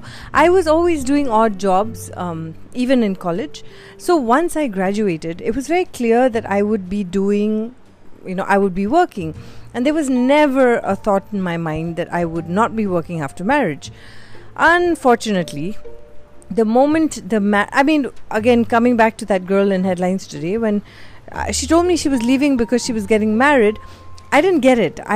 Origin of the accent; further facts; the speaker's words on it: Mumbai, Maharashtra, India; moved away as an adult; also born or lived in Bhopal; I secretly tell everybody that I'm from Bhopal and not Bombay